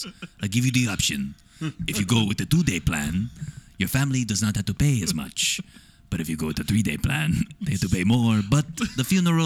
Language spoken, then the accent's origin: English; Nebraska, United States; I'm fucking from Nebraska.